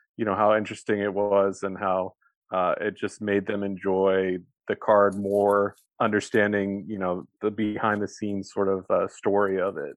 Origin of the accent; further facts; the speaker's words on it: Bay Area, California, United States; I grew up in the Bay Area